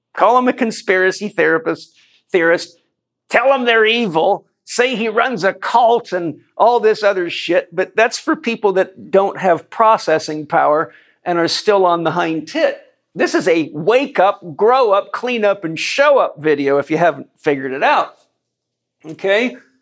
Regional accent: United States; as an American

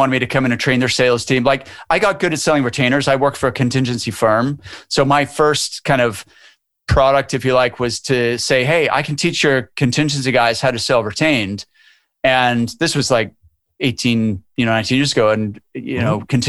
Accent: Canada; moved away as an adult; now in Edinburgh, United Kingdom; I'm from Canada originally, but I've lived over here for 23 years.

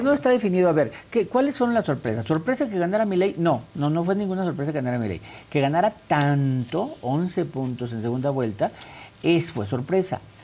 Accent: Mexico; como mexicano

